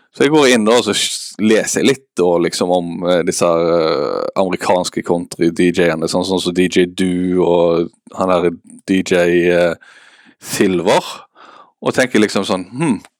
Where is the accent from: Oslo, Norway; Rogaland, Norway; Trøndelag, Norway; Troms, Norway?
Rogaland, Norway; Haugesund; also born or lived in Bergen; now in Eastern Norway, Norway; jeg er fra Haugesund